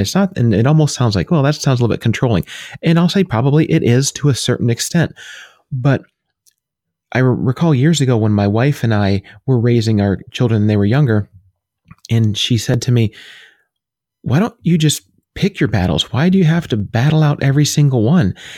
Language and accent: English; New York, United States; now in Pennsylvania, United States; My wife and I were both born there.